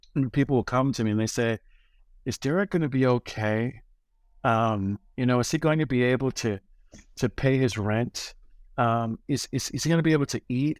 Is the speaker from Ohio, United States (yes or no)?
no; Chicago, Illinois, United States; now in New York City, United States; my hometown, Chicago